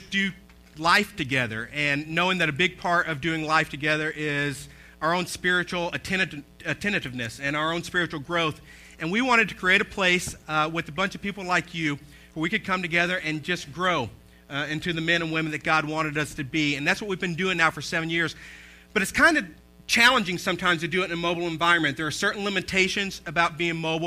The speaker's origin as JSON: {"language": "English", "region": "Southeast Tennessee", "country": "United States", "tie": "born or raised there", "said": "Ben and I, we grew up in church in Southeast Tennessee."}